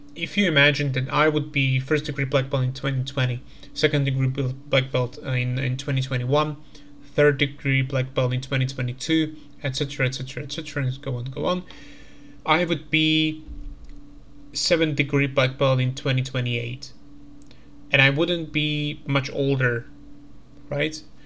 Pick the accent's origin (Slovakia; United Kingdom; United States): Slovakia; I'm coming from Slovakia